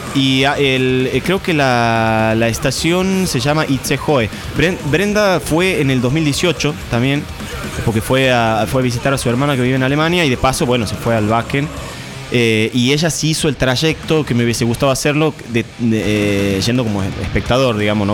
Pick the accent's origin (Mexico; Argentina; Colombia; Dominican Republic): Argentina; Santiago del Estero; also born or lived in San Salvador de Jujuy, Argentina; now in Buenos Aires, Argentina; Yo nací en Jujuy, Después me crié en Santiago del Estero